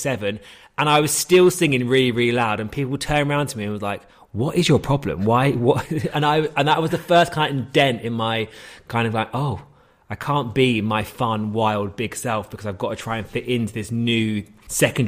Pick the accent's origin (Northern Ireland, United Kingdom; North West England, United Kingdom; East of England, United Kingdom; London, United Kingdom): London, United Kingdom; Hayes; I'm from Hayes and Harlington